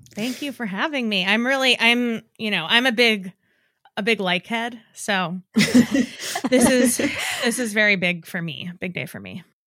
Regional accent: New York, United States; because I'm from New York and and have always felt familiar with sort of like the cadence at which they speak

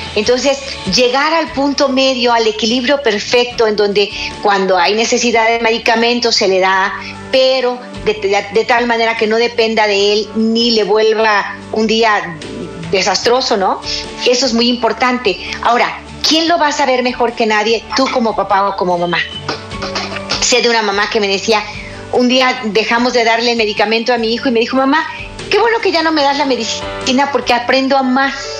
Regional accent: Guadalajara, Jalisco, Mexico; en México, en mi ciudad. Guadalajara, Jalisco, México

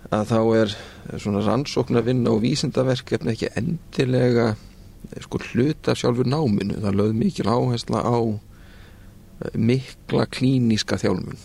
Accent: Reykjavík, Capital Region, Iceland; moved away as an adult; also born or lived in United Kingdom; ég er nú bara úr Reykjavík um, Ég er sem sagt fættur 1975 um, ólst upp í Vesturbænum

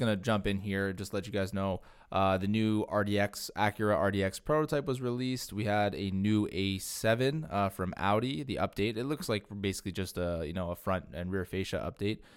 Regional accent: Canada; as Canadian car enthusiasts

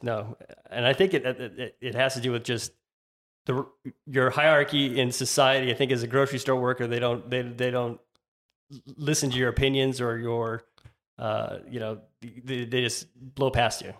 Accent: Tucson, Arizona, United States; I grew up in, uh, Tucson, Arizona. I'm from Tucson, which is south of Phoenix

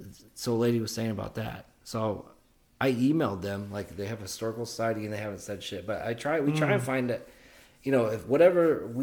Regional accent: Oklahoma City, Oklahoma, United States; You know, I'm from Oklahoma City

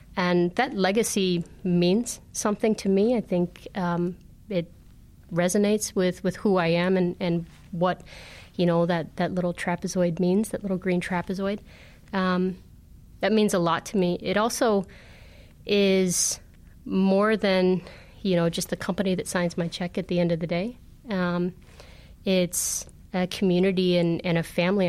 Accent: Northern Illinois, United States; I grew up in Northern Illinois

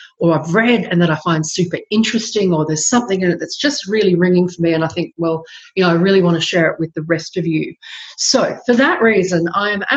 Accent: Queensland, Australia; now in Melbourne, Australia; I'm a Queenslander, and I grew up with baseball and soccer in the household

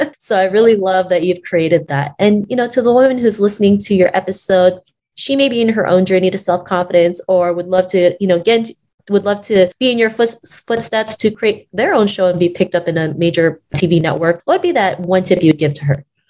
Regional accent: Toronto, Ontario, Canada; growing up in Toronto

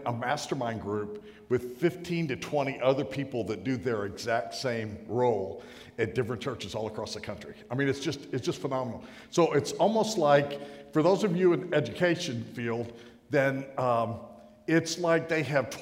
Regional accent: North Carolina, United States; I'm from North Carolina

